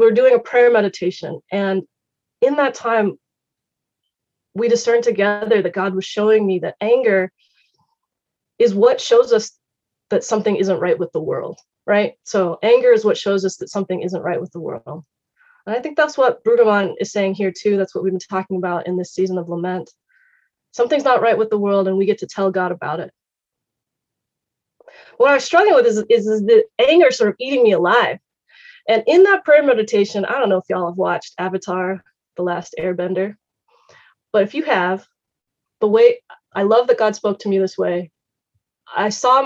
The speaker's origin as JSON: {"language": "English", "town": "Richmond", "region": "Virginia", "country": "United States", "tie": "born or raised there", "said": "I grew up in Richmond, Virginia, in an all-white church and in an all-white Christian school."}